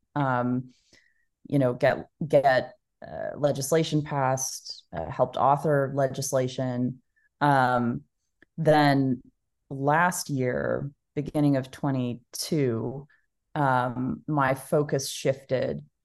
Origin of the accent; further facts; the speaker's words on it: Dallas, Texas, United States; I was born and raised in Dallas, Texas, um, and I'm still here today